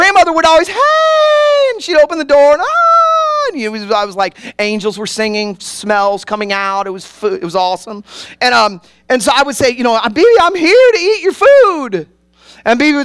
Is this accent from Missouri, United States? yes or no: yes; Kansas City, Missouri, United States; now in Worcester, United States; I grew up in Kansas City